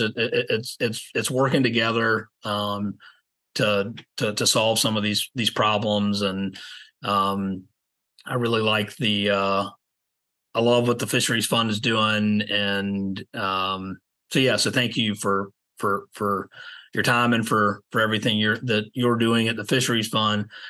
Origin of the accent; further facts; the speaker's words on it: Savannah, Georgia, United States; now in Charleston, United States; I grew up in Savannah